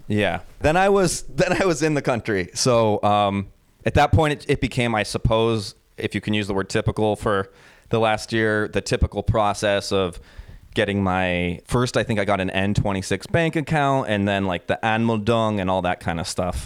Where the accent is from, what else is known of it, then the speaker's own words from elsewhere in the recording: United States; moved away as an adult; also born or lived in New York; now in Berlin, Germany; being an American